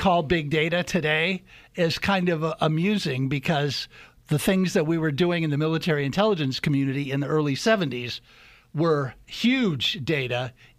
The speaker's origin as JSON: {"language": "English", "region": "Midwest", "country": "United States", "tie": "born or raised there", "said": "So I grew up mostly in the Midwest, but my dad was in the military when I was a kid."}